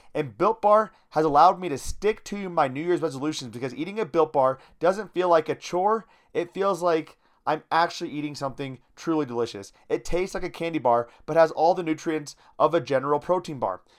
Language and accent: English; Iowa, United States; I grew up in Iowa.